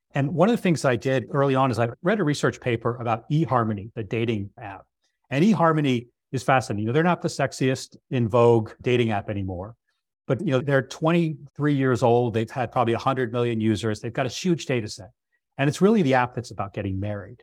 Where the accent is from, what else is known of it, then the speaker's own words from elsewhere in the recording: Northeast, United States; I come from the Northeast